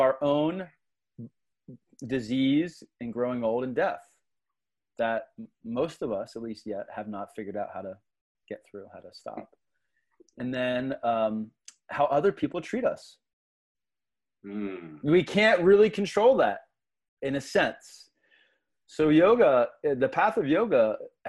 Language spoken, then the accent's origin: English; Philadelphia, Pennsylvania, United States; was growing up in the Philadelphia area, so I'm a Philly kid from South Philly